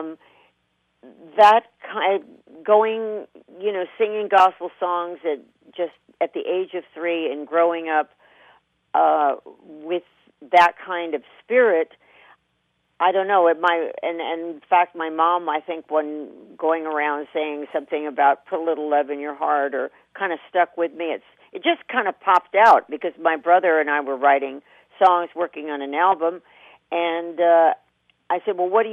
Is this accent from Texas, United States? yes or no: no; Kentucky, United States; growing up in Kentucky with cornfields and wheat fields